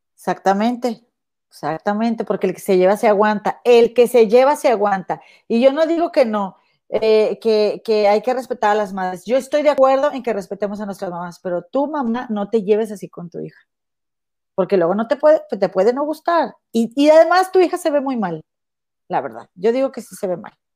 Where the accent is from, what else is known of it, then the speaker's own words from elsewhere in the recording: Mexico; moved away as an adult; tengo toda mi familia y mi vida y mis raíces en México